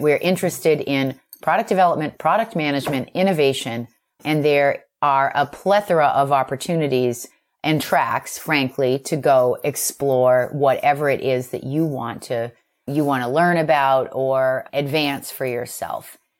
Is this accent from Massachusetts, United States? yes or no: yes; Boston, Massachusetts, United States; I'm from Boston, and so I was asked to restart the New England chapter.